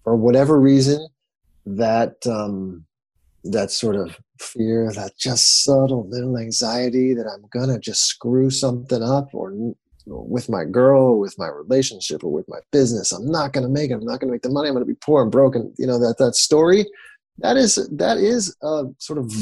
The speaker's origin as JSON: {"language": "English", "area": "about 40 minutes east of Seattle", "region": "Washington", "country": "United States", "tie": "born or raised there", "moved": "yes", "lives_now": "San Diego, United States", "said": "I grew up in the best place in the world, in the northwest of the United States, about 40 minutes east of the city of Seattle"}